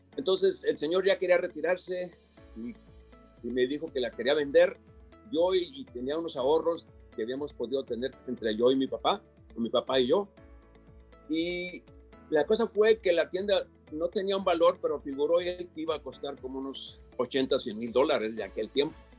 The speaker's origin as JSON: {"language": "Spanish", "town": "Ciudad Juárez", "region": "Chihuahua", "country": "Mexico", "tie": "born or raised there", "also_born_or_lived": "La Leona, Zacatecas / California", "moved": "as an adult", "lives_now": "United States", "said": "como a los 6, 7 años, 5 o 6 años, mi familia se movió a Ciudad Juárez. Crecí en Ciudad Juárez, allí fui a la escuela primaria"}